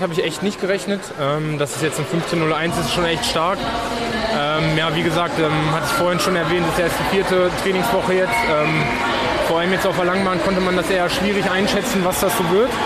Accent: Hanover, Lower Saxony, Germany; Ich komme aus, äh, aus der Ecke von Hannover, bin, wohne jetzt

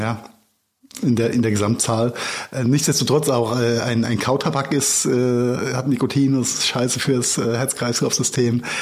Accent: Mainz, Rhineland-Palatinate, Germany; meine Heimatstadt Mainz

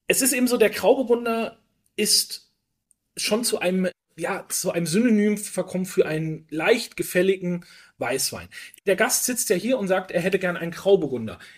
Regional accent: Bavaria, Germany; Pinot, ich komme auch aus Bayern, also aus Franken, um genau ah

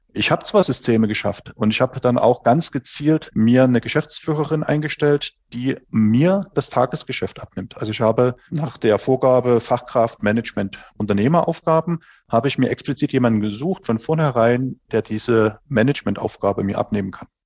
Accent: Dresden, Saxony, Germany; ich bin aus Dresden, 44 Jahre alt

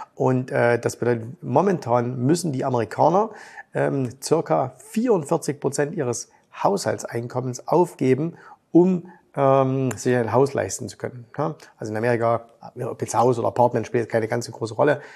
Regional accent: Germany; Bei uns in Deutschland

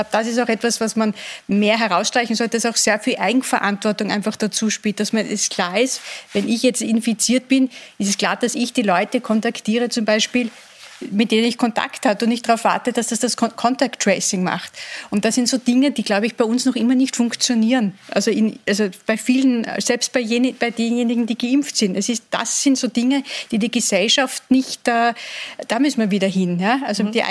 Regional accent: Vienna, Austria; Und dann, sind wir alle in den Lockdown gegangen und sind mit dieser Mehrfachbelastung, zumindest als Wiener, auch da gewesen.

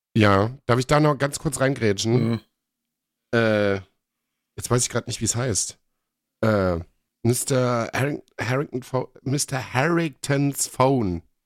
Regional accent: Germany; bei uns in Deutschland

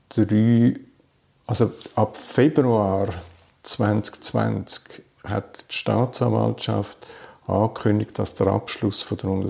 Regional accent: Bern, Switzerland; War auch für mich als Berner nicht die Reise nach Zürich.

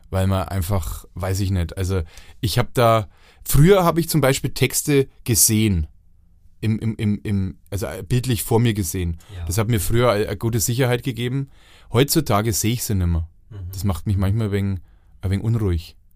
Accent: Franconia, Bavaria, Germany; accent: Franconian; da muss man als Franke schon nochmal den Rotstift

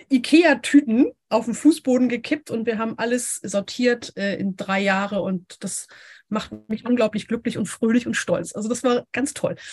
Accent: Hamburg, Germany; Ich komme hier aus Hamburg. Ich bin ein richtiges Nordlicht.

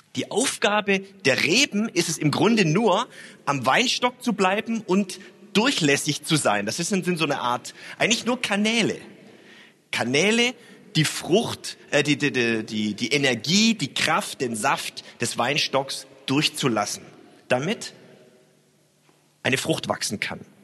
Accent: Stuttgart, Baden-Württemberg, Germany; now in Hamburg, Germany; Ich bin ja in äh, Stuttgart aufgewachsen

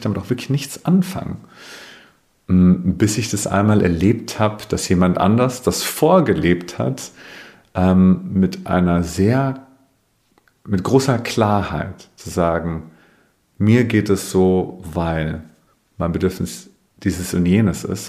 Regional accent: Bavaria, Germany; Ich komme aus Bayern, das hört man vielleicht manchmal

